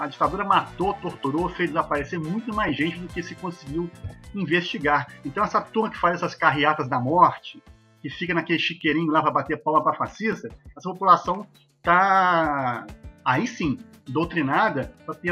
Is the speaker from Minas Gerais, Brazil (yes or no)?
yes; Minas Gerais, Brazil; eu, como bom mineiro, né, eu gosto muito de praia.